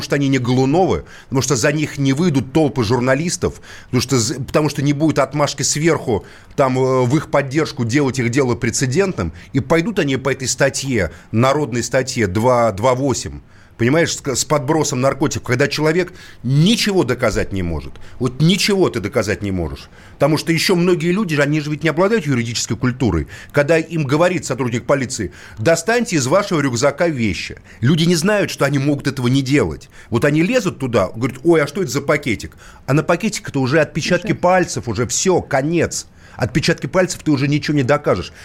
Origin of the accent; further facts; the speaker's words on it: Moscow, Russia; Как коренной москвич